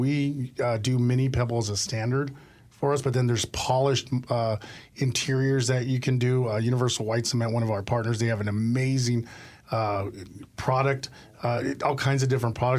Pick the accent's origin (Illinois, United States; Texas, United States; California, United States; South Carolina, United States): Texas, United States; El Paso; So I'm originally from El Paso, Texas, and my dad was a retired military.